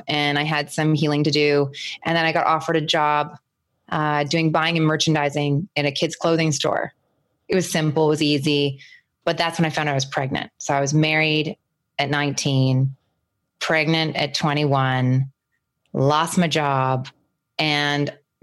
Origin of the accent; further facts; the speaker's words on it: Vancouver, British Columbia, Canada; I was raised here.